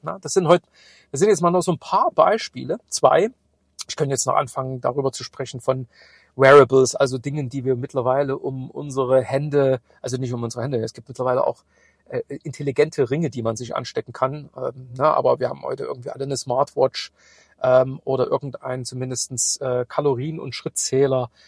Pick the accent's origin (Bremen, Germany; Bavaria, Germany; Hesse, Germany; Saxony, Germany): Saxony, Germany; Chemnitz; moved away; in meine alte Heimat fahren. Ich habe morgen einen Kundentermin in Chemnitz